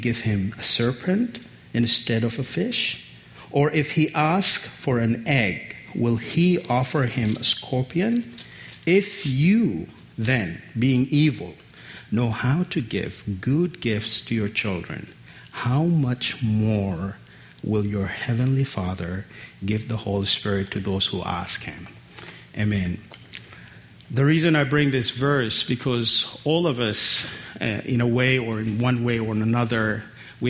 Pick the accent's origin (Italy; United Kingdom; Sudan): Sudan; Khartoum; first language Arabic; English is a second language; I was born with my siblings in Khartoum